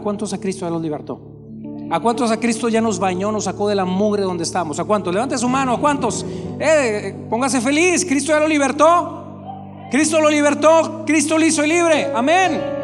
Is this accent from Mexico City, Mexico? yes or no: no; Monterrey, Nuevo León, Mexico; Usted y yo siendo de Monterrey